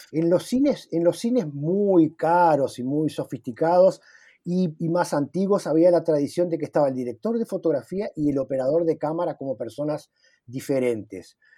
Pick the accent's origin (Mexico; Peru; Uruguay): Uruguay; now in Brazil; como todo uruguayo que estamos en el exterior